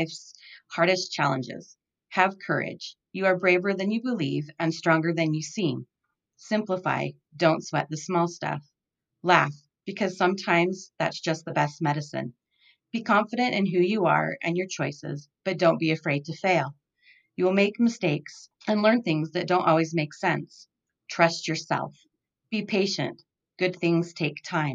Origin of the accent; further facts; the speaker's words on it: Holladay, Utah, United States; I grew up in Holiday, Utah. Lived there all of my life.